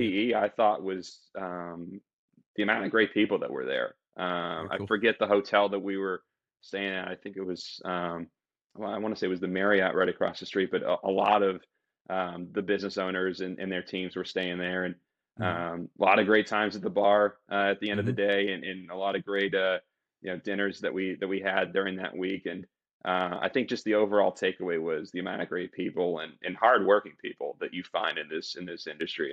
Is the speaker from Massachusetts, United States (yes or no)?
yes; Boston, Massachusetts, United States; I'm originally from Boston, Massachusetts